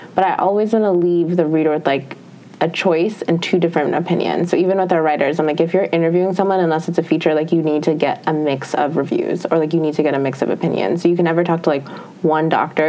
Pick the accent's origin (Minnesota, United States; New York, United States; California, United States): Minnesota, United States; moved away; I'm from Minnesota